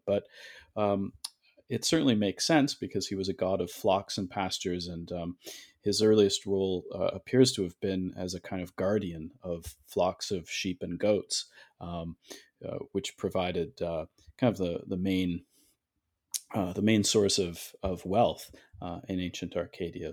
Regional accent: Toronto, Ontario, Canada; now in New Haven, United States; originally I'm from Toronto, Canada

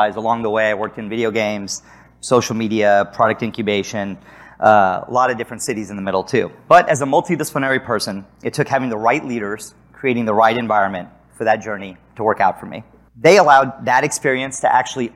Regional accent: San Antonio, Texas, United States; moved away as an adult; also born or lived in Chicago; I grew up in San Antonio, Texas, and suddenly I was living in Chicago

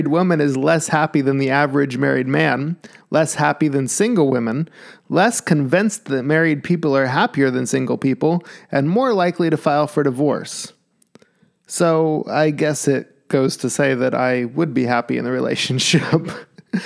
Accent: Alaska, United States; moved away; I'm from Alaska

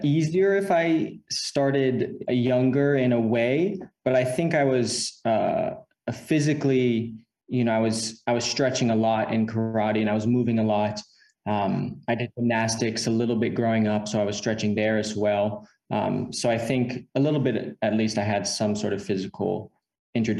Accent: United States; also born or lived in Tampa, Florida; I was born in America, and I've been living in America my whole life

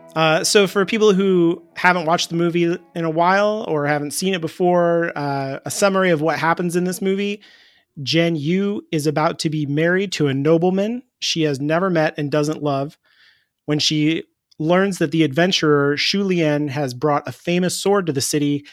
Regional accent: United States; I'm an American

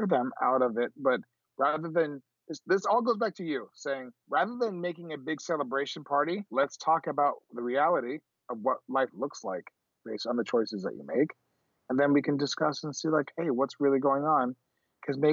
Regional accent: Miami, Florida, United States; we grew up in Miami

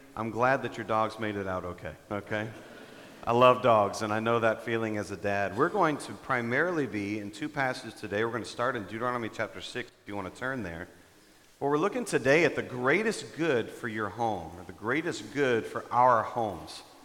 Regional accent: Dallas, Texas, United States; moved away as an adult; now in Denver, United States; I'm from Texas. I'm from the Dallas area

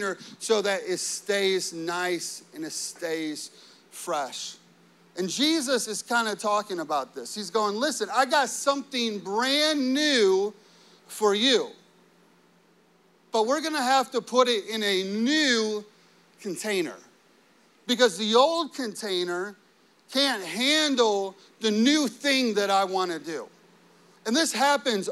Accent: Chicago, Illinois, United States; growing up in the Chicago area, it snows a lot

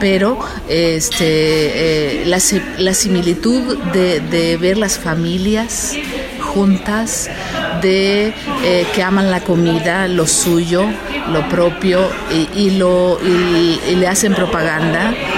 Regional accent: Mexico; lo que hacemos en, México

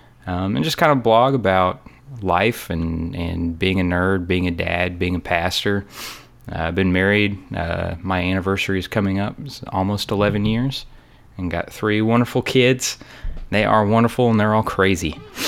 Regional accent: Murfreesboro, Tennessee, United States; I am from Murfreesboro, Tennessee. Yay, Murfreesboro. It's a little south of Nashville.

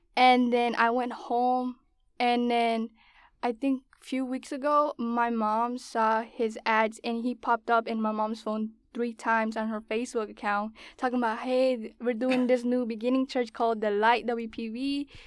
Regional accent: West Palm Beach, Florida, United States; also born or lived in Bainbridge, Georgia; I was born in Georgia, and I was raised in Florida, West Palm Beach.

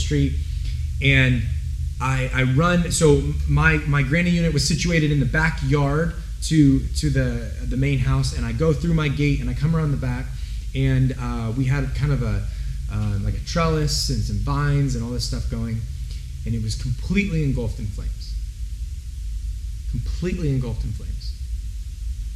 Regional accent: Santa Rosa, California, United States; also born or lived in Denver, Colorado; I grew up here in Santa Rosa

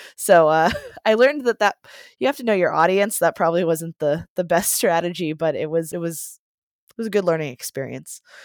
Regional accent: Johnstown, Pennsylvania, United States; I'm from Johnstown, Pennsylvania

